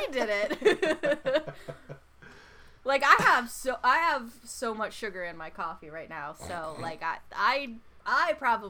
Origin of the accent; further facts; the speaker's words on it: United States; accent: American; In my American accent